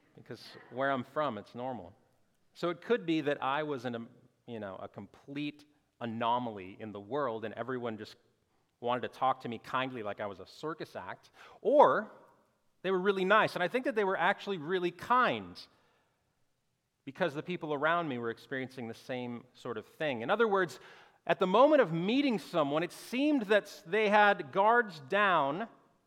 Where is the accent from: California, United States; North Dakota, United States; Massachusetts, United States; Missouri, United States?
North Dakota, United States; moved away as an adult; also born or lived in Northwest Arkansas / Orlando, Florida; I grew up in North Dakota, right on the Minnesota border, near Canada